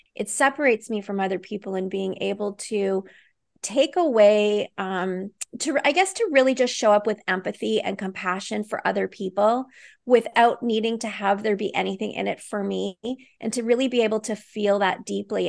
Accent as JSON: {"language": "English", "town": "Vancouver", "region": "British Columbia", "country": "Canada", "said": "I live in Vancouver, British Columbia, so I'm a Canadian."}